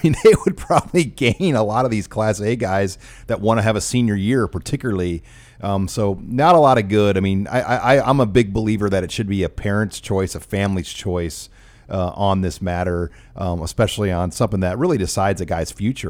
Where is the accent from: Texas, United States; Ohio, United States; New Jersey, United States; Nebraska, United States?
Nebraska, United States; Omaha; where I grew up in South Omaha